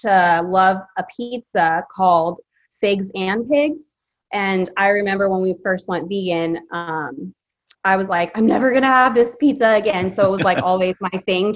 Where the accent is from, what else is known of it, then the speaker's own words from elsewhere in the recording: Philippines; now in Fresno, United States; I was born in the Philippines, so I'm half Filipino, so that's a big part of my culture. And then just being here in Fresno